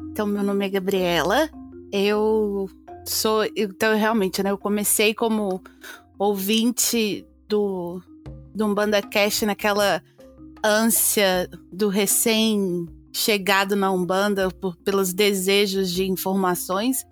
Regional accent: Minas Gerais, Brazil; now in United Kingdom; Eu sou de Minas

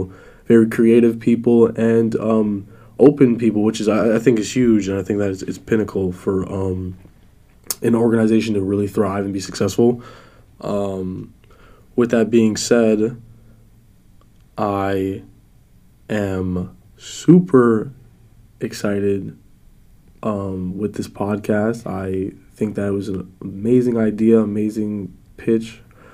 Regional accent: New York City, New York, United States; now in Florida, United States; I reign from New York City. I was born in the Bronx, and I was raised in and out of the city.

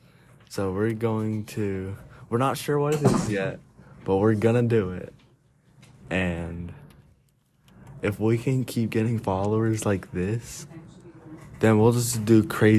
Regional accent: Toccoa, Georgia, United States; moved away; Well, I'm going to my hometown. Reason. Toccoa, Georgia. That's where I was born.

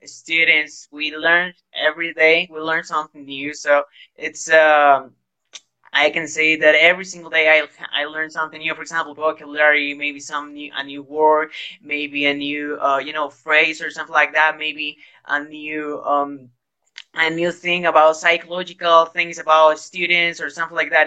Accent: Guayaquil, Guayas, Ecuador; English is a second language; now in Ambato, Ecuador; I am from Guayaquil, but at the moment I am living in Ambato.

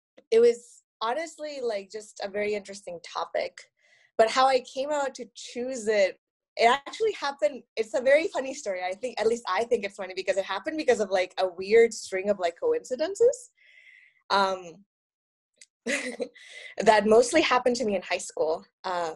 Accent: Monterrey, Nuevo León, Mexico; first language Spanish; English is a second language; now in Michigan, United States; I grew up in Mexico in a city called Monterrey. It's somewhere in the north

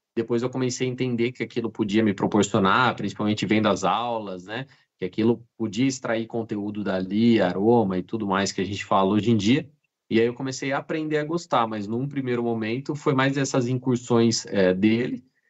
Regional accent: Jundiaí, São Paulo, Brazil; moved away as an adult; also born or lived in Rio Grande do Sul; now in Caxias do Sul, Brazil; eu sou do interior de São Paulo, de Jundiaí, e eu vim eh, para o Rio Grande do Sul em 2008

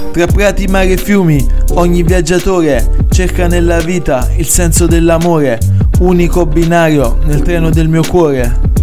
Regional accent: Campania, Italy; da campano

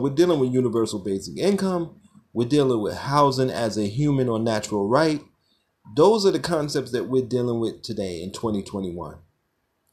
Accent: Brownsville, United States; as a child growing up in Brownsville

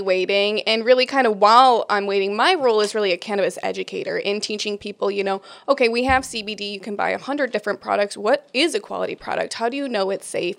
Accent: Rochester, New York, United States; born and raised in Rochester, New York

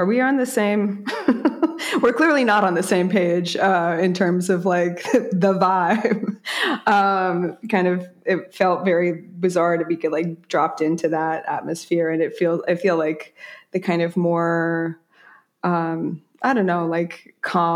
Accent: New York City, New York, United States; moved away as an adult; I'm a borough bred, so it's nice to talk to somebody live and direct from my hometown.

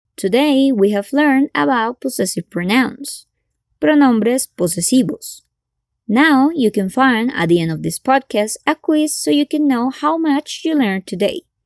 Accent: Colombia; I'm from Colombia

